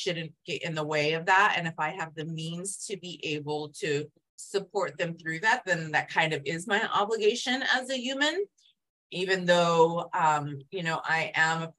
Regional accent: Yuma, Arizona, United States; I grew up in Yuma, so on the border

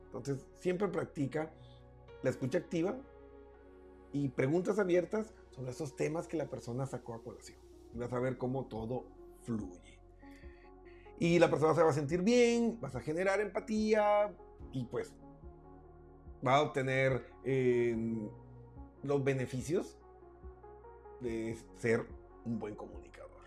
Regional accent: Colombia; en mi tierra Colombia

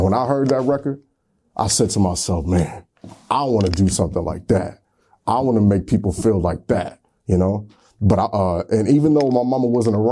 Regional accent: Niagara Falls, New York, United States; I'm from Niagara Falls, New York

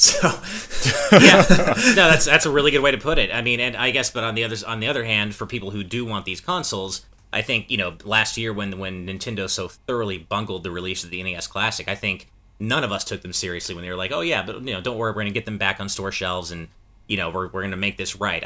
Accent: United States; speaking as an American

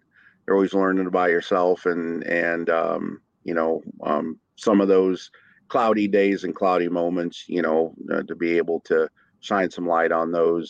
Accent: Bowling Green, Ohio, United States; also born or lived in Toledo, Ohio; So born in Toledo. Was an orphan growing up, and was a ward of the state, if you will, and was in and out of foster homes, and at 3 years old, you know, a family from Bowling Green took me

